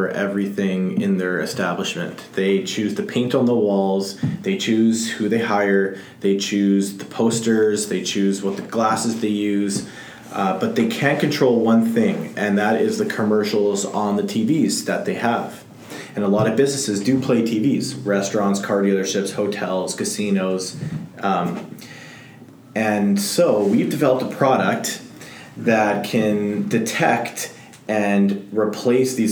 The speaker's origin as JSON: {"language": "English", "town": "Winnipeg", "region": "Manitoba", "country": "Canada", "tie": "born or raised there", "said": "I'm born and raised in Winnipeg"}